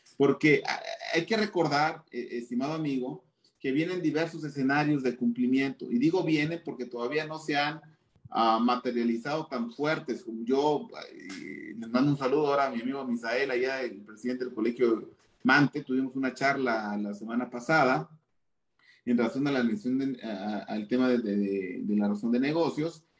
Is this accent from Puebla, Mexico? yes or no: no; Chiapas, Mexico; yo soy de Chiapas, en, en, Chiapas es un estado netamente agropecuario.